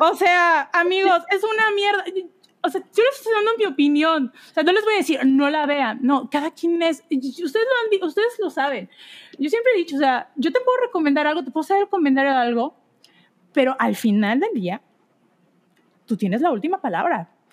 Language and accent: Spanish; Veracruz, Mexico; yo que soy de Veracruz y crecí en un hogar eh, cristiano